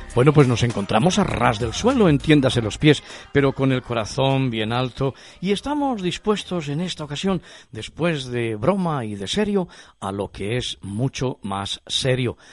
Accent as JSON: {"language": "Spanish", "region": "Castile", "country": "Spain", "said": "yo que soy castellano"}